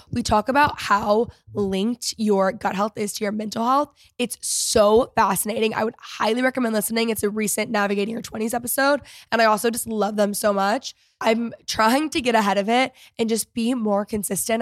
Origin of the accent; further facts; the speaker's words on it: Texas, United States; also born or lived in Los Angeles; I am a a Texan through and through, and I'm a Texas girl